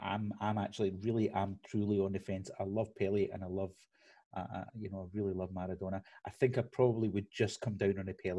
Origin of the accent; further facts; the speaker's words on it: Scotland, United Kingdom; I'm Scottish